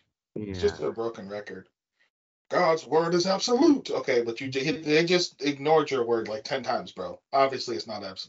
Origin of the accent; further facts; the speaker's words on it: United States; And I'm an American